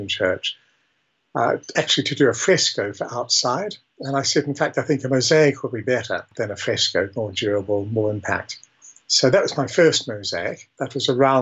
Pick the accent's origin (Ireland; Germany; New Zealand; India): New Zealand; also born or lived in England; I was born in England but raised in New Zealand